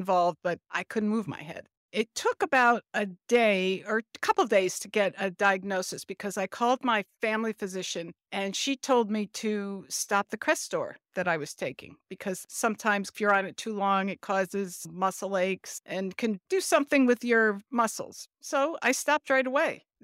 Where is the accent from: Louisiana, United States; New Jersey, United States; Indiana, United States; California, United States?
New Jersey, United States; I am from South Jersey